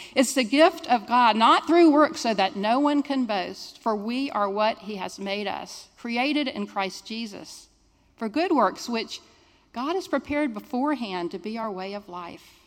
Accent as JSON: {"language": "English", "town": "Jacksonville", "region": "Florida", "country": "United States", "tie": "born or raised there", "said": "I'm a Jacksonville native"}